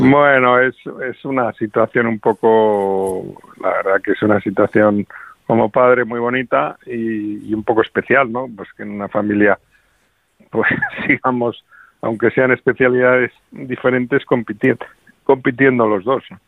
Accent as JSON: {"language": "Spanish", "town": "Madrid", "region": "Community of Madrid", "country": "Spain", "said": "como madrileño"}